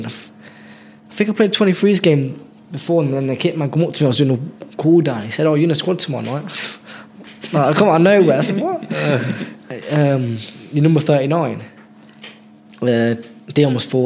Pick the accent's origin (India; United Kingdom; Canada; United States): United Kingdom; Coventry, West Midlands; Cov lad, yeah, Holbrook